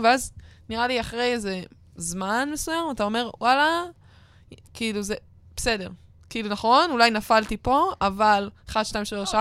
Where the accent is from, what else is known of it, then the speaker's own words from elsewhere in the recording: Northern Israel, Israel; אני ונועם מהצפון